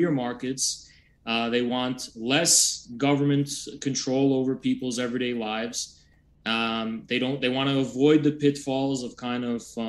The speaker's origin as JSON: {"language": "English", "country": "United States", "said": "I'm an American communist."}